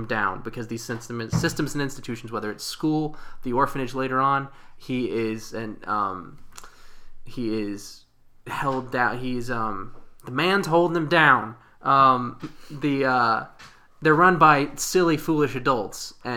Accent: Tennessee, United States; I'm from Tennessee

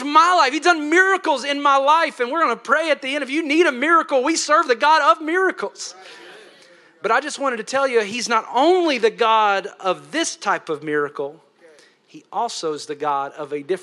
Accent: Tennessee, United States; I'm from Tennessee. They got some hot preaching

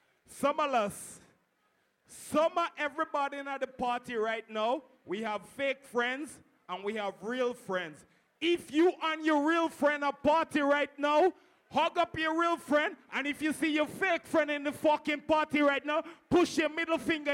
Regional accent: Grenada; I come from Grenada. My DJ come from St. Lucia.

